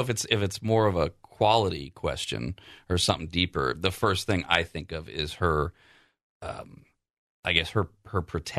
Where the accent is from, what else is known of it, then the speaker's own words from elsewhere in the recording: the South, United States; yeah, I'm from the South. I know how to make ribs.